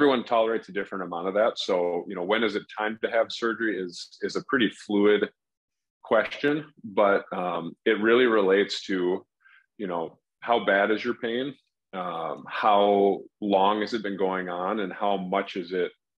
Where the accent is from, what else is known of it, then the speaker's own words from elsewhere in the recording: Minneapolis–Saint Paul, Minnesota, United States; also born or lived in Des Moines, Iowa / Columbus, Ohio / Chicago, Illinois; I was born in the Twin Cities in Minnesota. Have been here most of my life, other than some of my medical training. So I grew up here